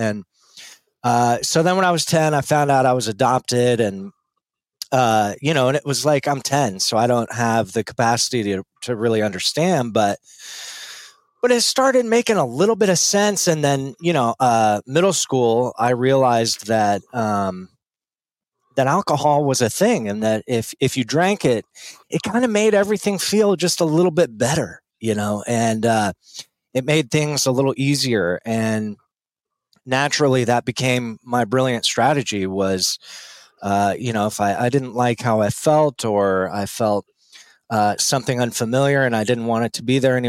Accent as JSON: {"language": "English", "town": "Littleton", "region": "Colorado", "country": "United States", "tie": "born or raised there", "said": "I was born and raised in Denver, actually. Okay. Littleton, to be more exact."}